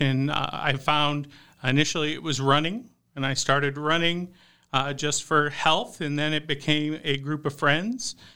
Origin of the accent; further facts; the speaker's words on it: Houston, Texas, United States; moved away as an adult; also born or lived in Dallas, Texas; now in Idaho, United States; I grew up in the Houston suburbs, so right, uh, next to Nas-, NASA, the Johnson Space Center